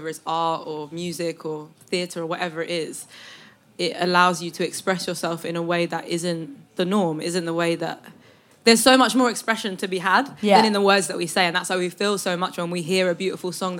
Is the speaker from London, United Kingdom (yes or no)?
yes; London, United Kingdom; I've always been from here, so it's always been a part of who I am